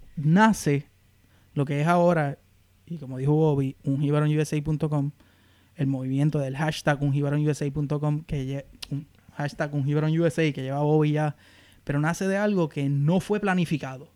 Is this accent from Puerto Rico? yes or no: yes; Aguadilla, Puerto Rico; moved away as an adult; now in Bowie, United States; soy original de Aguadilla. Y actualmente vivo en Bowie, Maryland.